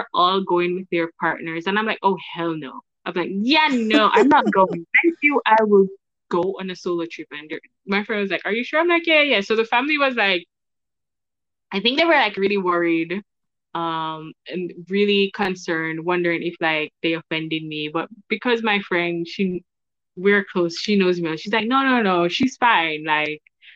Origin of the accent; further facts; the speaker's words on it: Jamaica; We are family knit in Jamaica